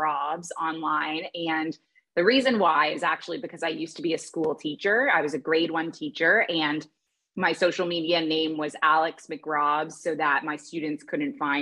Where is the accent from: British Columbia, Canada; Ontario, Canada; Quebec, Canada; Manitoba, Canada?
Ontario, Canada; Toronto; moved away as an adult; also born or lived in Kuwait; I grew up in Toronto